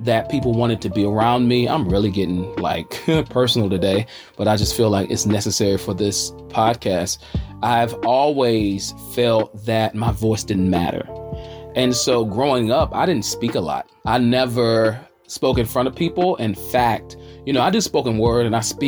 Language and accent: English; Charlotte, North Carolina, United States; I'm hailing from the South by way of the QC, the Queen City, Charlotte, North Carolina